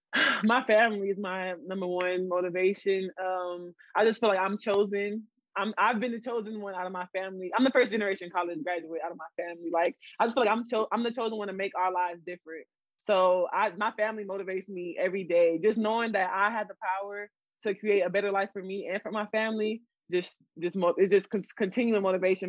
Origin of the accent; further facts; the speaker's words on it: San Antonio, Texas, United States; also born or lived in Florida; I'm born and raised in San Antonio.